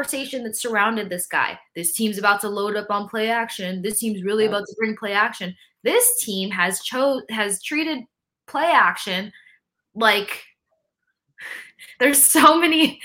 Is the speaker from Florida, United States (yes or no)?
yes; Tampa, Florida, United States; I grew up in Tampa